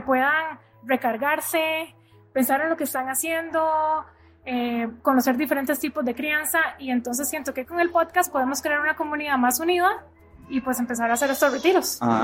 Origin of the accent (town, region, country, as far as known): Costa Rica; moved away as an adult; now in United States